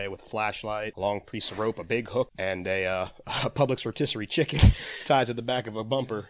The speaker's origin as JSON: {"language": "English", "area": "Blue Springs", "region": "Florida", "country": "United States", "tie": "born or raised there", "also_born_or_lived": "DeLand, Orange City area", "said": "So I grew up in Blue Springs, right across the way from it."}